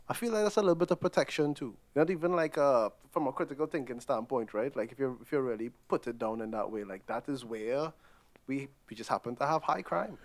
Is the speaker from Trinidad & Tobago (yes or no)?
yes; Trinidad & Tobago; moved away; growing up in Trinidad